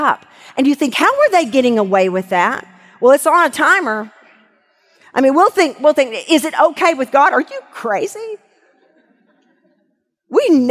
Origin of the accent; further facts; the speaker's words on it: Arkadelphia, Arkansas, United States; when I was growing up in Arkadelphia, Arkansas